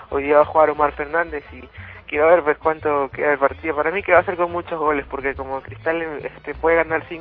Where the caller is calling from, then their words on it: Villa María del Triunfo, Lima, Peru; De Villa María del Triunfo.